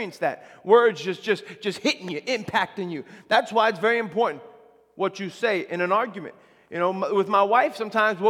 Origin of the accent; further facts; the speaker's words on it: near the Belmont Racetrack, New York, United States; I grew up near the Belmont Racetrack